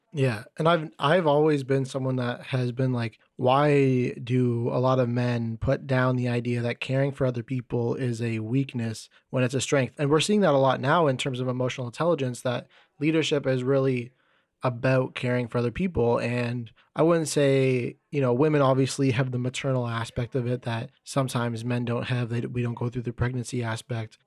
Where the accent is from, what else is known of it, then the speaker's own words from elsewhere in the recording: Canada; I'm from Canada